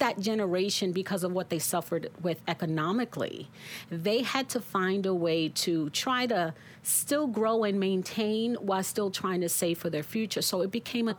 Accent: New York City, New York, United States; born and raised right here in Brooklyn.

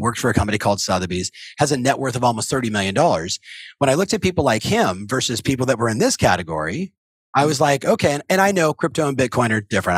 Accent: Southern California, United States; I was raised in Southern California

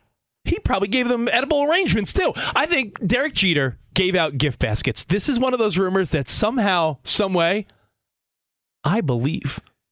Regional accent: Long Island, New York, United States; also born or lived in Manhattan / Brooklyn; now in Los Angeles, United States; we're living in LA now, but I grew up on Long Island. Lived in Manhattan, lived in Brooklyn.

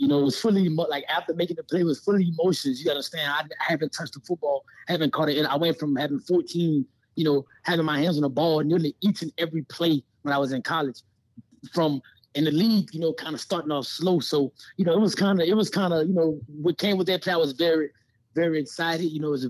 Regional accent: Louisiana, United States; now in Las Vegas, United States; you know, I'm a Southside boy. You know, I'm from Louisiana.

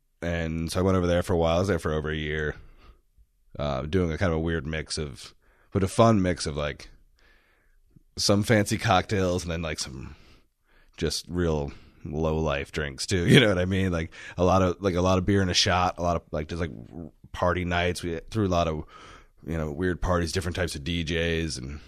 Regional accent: Houston, Texas, United States; also born or lived in Washington, D.C. / Savannah; now in Austin, United States; I grew up in Houston.

